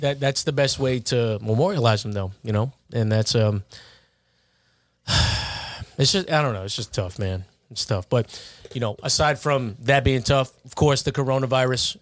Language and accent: English; Baldwin, New York, United States; I'm from Baldwin, but I would've went to Uniondale had I not gone to Kellenberg